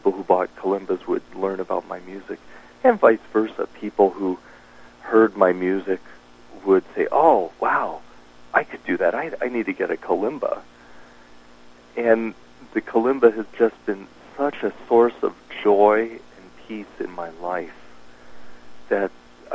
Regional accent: Dallas, Texas, United States; also born or lived in East Coast; now in Tucson, United States; I grew up in Dallas

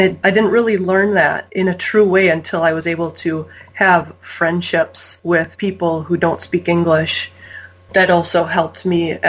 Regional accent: United States; growing up in the United States

